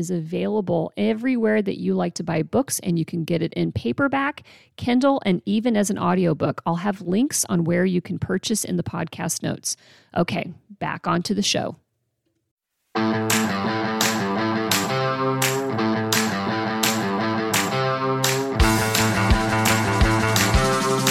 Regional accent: Kansas, United States; moved away as an adult; also born or lived in Seattle; I come from Kansas and chose Seattle

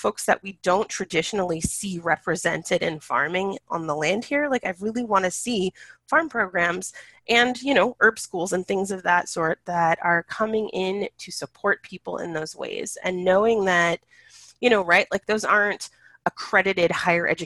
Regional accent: California, United States; now in Pacific Northwest, United States; I'm originally from California, there are times when I try to keep and cultivate relationships with some of the plants that I grew up seeing as a kid

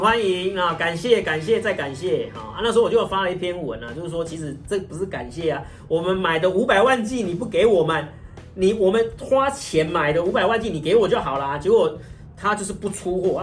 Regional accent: Taiwan; 我们台湾人

